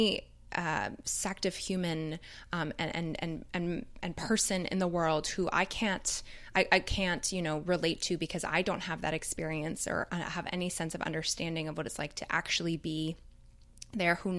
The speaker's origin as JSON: {"language": "English", "town": "Toronto", "region": "Ontario", "country": "Canada", "tie": "born or raised there", "said": "growing up in Toronto"}